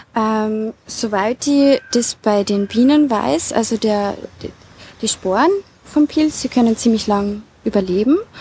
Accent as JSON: {"language": "German", "town": "Rammingstein", "region": "Salzburg", "country": "Austria", "tie": "born or raised there", "said": "Ich bin geboren und aufgewachsen im Lungau, genauer gesagt in der Gemeinde Rammingstein, auf einem Bergbauernhof"}